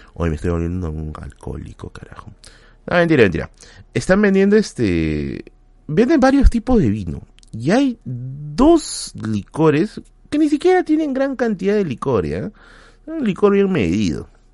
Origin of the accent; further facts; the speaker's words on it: Villa, Lima, Peru; yo soy vecino de Villa. O sea, yo he vivido acá prácticamente toda mi vida